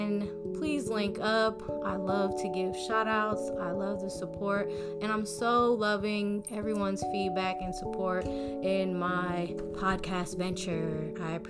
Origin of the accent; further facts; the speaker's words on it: New Jersey, United States; moved away; also born or lived in South Florida; my home state, New Jersey